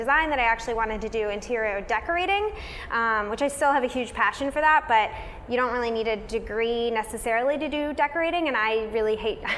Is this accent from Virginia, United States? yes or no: yes; Warrenton, Virginia, United States; moved away as an adult; also born or lived in Boston; now in Los Angeles, United States; I'm originally from Warrenton, Virginia, which is a really small town, like very rural in Virginia. It's outside of DC, so that's where I'm originally from. Definitely grew up like in a farming community.